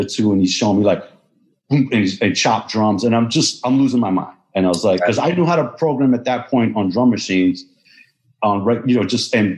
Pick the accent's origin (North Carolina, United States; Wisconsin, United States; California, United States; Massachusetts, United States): Massachusetts, United States; Boston; moved away; also born or lived in New York; I was coming from Boston. I wasn't originally from New York